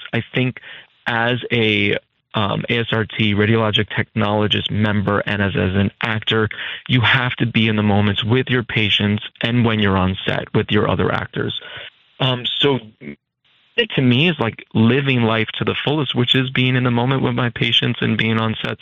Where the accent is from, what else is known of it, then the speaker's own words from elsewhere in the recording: Hudson Valley, New York, United States; moved away as an adult; also born or lived in California; now in New York City, United States; I was from the Hudson Valley